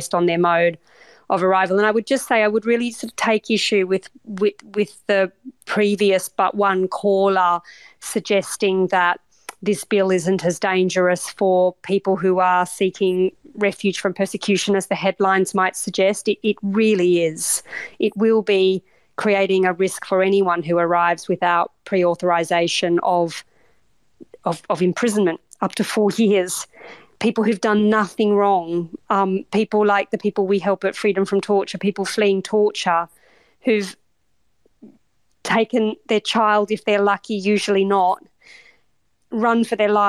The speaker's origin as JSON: {"language": "English", "country": "Australia", "moved": "yes", "lives_now": "United Kingdom", "said": "as an Australian"}